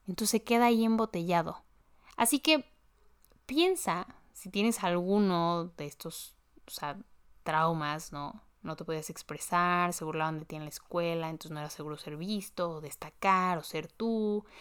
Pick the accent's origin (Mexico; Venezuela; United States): Mexico; en mi país, en México